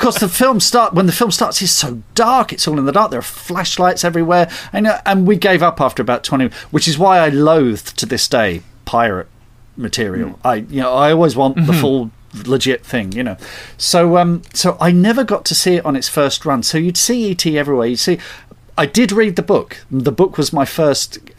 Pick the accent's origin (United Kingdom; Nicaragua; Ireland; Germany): United Kingdom; Surrey, South East England; also born or lived in North London; And then we moved to... a place called Surrey, suburban